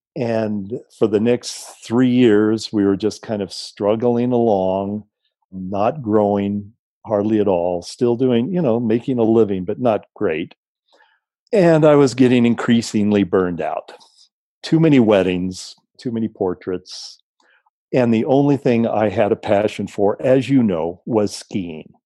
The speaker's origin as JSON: {"language": "English", "town": "San Diego", "region": "California", "country": "United States", "tie": "born or raised there", "also_born_or_lived": "Mexico", "said": "moved back to my hometown of San Diego"}